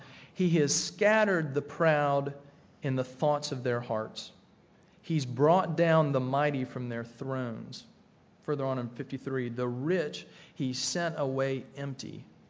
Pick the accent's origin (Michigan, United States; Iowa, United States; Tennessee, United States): Tennessee, United States; I grew up in Tennessee, not in the mountains of Tennessee